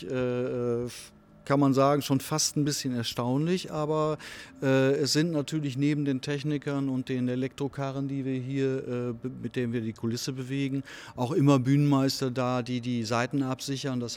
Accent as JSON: {"language": "German", "region": "Northern Germany", "country": "Germany", "said": "wenn ich das als Norddeutscher mal sagen darf"}